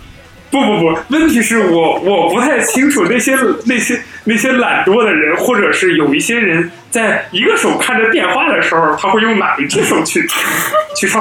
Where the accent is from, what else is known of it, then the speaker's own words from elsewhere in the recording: Nepal; Chinese is a second language; 我我是尼泊尔人吃的，一般都是呃这个咖喱。尼泊尔人身上永远都是有一种香浓的咖喱味儿，